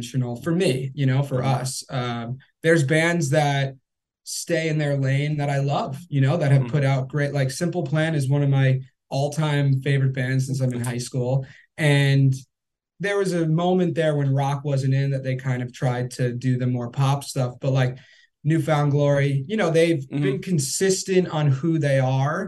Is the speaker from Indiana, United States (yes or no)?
no; Long Island, New York, United States; I grew up on Long Island in the pop punk emo scene